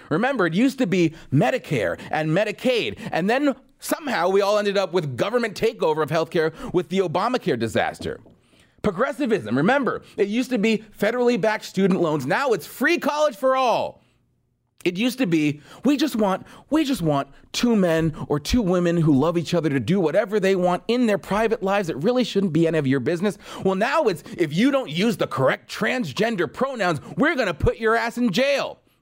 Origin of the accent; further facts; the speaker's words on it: Southern California, United States; I grew up in Southern California